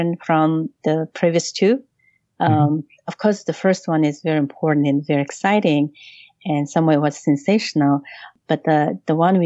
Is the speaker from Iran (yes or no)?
no; Mongolia; now in New York, United States; Mongolians like me